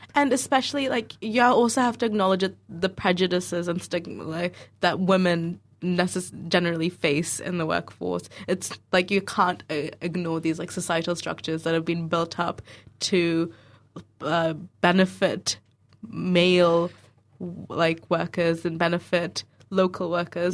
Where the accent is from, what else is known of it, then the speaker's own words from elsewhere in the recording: Dunedin, Otago, New Zealand; also born or lived in Auckland; I grew up in Dunedin here, but I went to Auckland to do my uni. But initially, I moved to Dunedin in two thousand